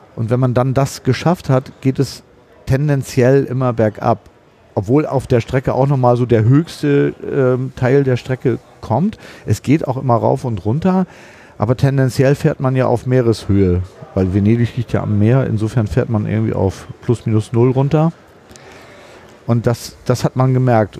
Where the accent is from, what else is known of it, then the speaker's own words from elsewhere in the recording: Hamburg, Germany; Ich komme aus Hamburg.